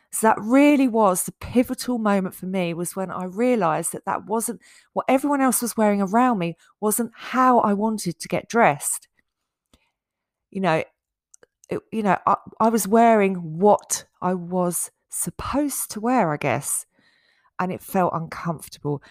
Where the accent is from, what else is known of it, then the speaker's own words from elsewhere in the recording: Essex, East of England, United Kingdom; when I was growing up in Essex